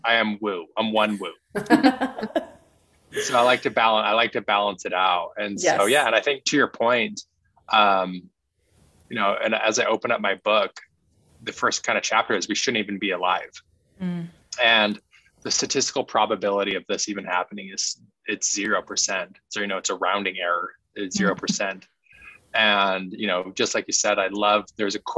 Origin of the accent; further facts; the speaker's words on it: Utah, United States; I was growing up in Utah